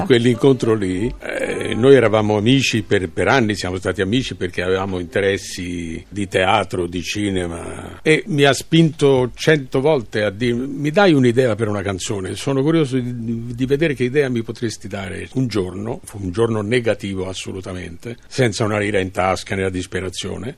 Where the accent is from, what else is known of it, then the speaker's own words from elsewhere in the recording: Tuscany, Italy; moved away; sono toscano